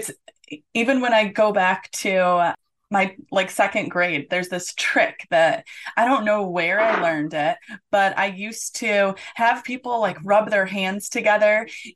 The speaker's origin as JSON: {"language": "English", "town": "Detroit", "region": "Michigan", "country": "United States", "tie": "born or raised there", "moved": "yes", "lives_now": "Orlando, United States", "said": "I grew up in the Metro Detroit area"}